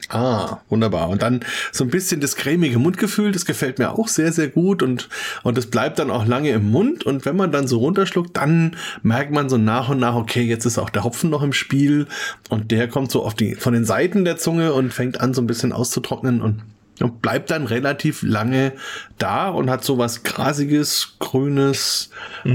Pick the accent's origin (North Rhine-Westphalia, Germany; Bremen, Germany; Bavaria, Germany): Bavaria, Germany; Franconia; als Franke